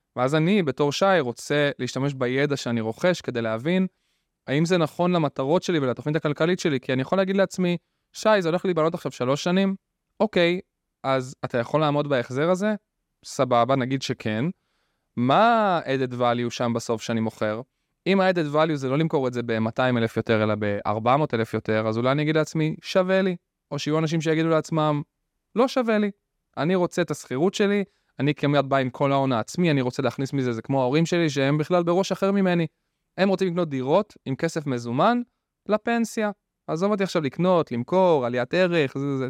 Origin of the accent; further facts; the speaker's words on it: Rishon LeZion, Central District, Israel; אני במקור מראשון, ממערב ראשון